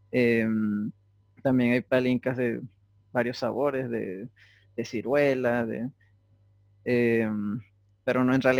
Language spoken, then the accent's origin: Spanish; Venezuela; yo le dije a la muchacha, no, yo soy de Venezuela. Ah, eso queda en Estados Unidos, ¿verdad?